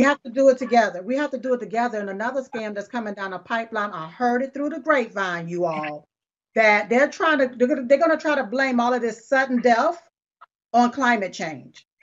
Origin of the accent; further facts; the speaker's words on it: United States; I was born here in America